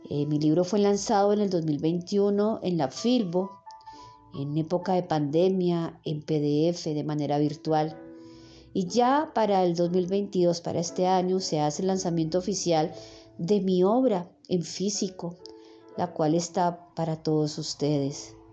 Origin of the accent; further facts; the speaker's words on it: Bogotá, Colombia; born there; nací en Bogotá, Colombia, un 14 de septiembre de 1976, a eso de las 10 de la noche.